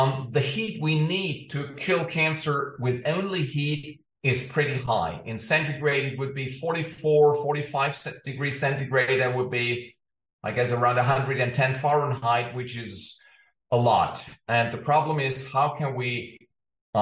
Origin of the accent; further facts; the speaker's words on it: Ulm, Baden-Württemberg, Germany; moved away as an adult; also born or lived in Stockholm; the town I grew up in Ulm in southern Germany